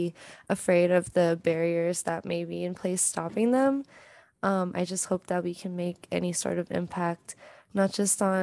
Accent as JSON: {"language": "English", "area": "Bay Area", "region": "California", "country": "United States", "said": "I'm from the Bay Area."}